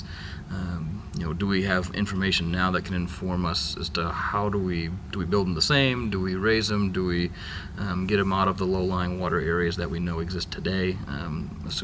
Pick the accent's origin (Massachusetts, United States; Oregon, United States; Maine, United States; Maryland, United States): Maine, United States; Vinalhaven; I'm from Vinyl Haven, Maine